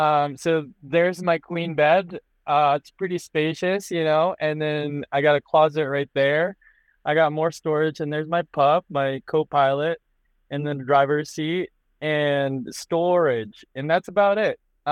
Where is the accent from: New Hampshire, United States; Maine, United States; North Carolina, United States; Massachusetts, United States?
New Hampshire, United States; also born or lived in Boston, United States; When I used to live in the East Coast, you're kind of stuck in like the city life, right? Like I grew up in Boston, or I grew up in New Hampshire.